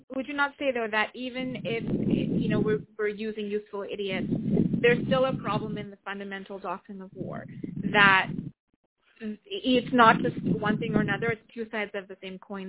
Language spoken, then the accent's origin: English; Pakistan; moved away; Being Pakistani, having lived in Pakistan, still having family there.